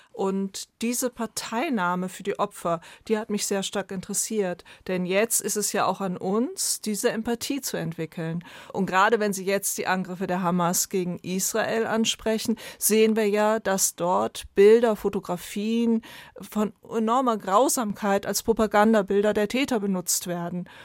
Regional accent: Germany; bei uns in Deutschland

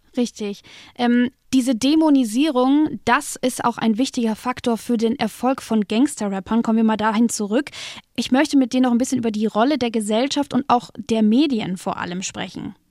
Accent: Fürth, Bavaria, Germany; komme ich aus Fürth

